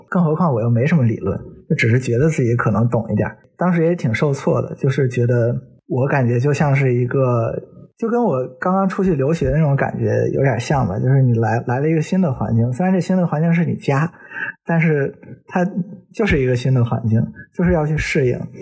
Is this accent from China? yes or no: yes; northern China, China; moved away as an adult; also born or lived in Hong Kong / Germany; 虽然我是个北方人，但我成年之后不久就去在香港生活了五年